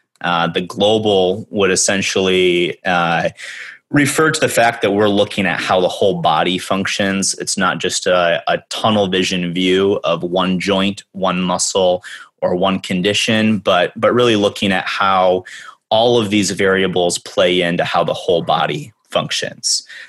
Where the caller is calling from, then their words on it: Evanston, Illinois, United States; I'm calling in from Evanston, Illinois. We're the first town north of Chicago.